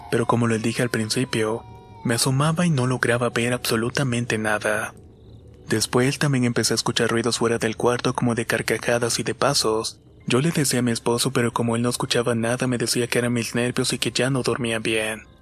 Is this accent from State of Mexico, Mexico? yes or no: yes; Toluca, State of Mexico, Mexico; Soy del Estado de México de un lugar llamado Toluca, lugar donde se relata muchas historias de apariciones y avistamientos de brujas.